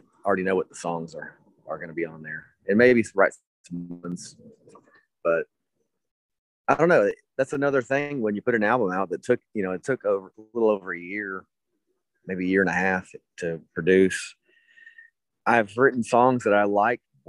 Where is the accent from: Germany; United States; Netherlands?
United States; Berea, Kentucky; growing up in Berea, Kentucky